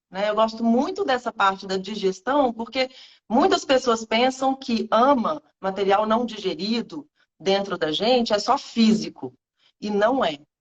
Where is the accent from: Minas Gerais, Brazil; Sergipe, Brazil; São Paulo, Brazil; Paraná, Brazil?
Minas Gerais, Brazil; moved away as an adult; now in Rio de Janeiro, Brazil; eu sou mineira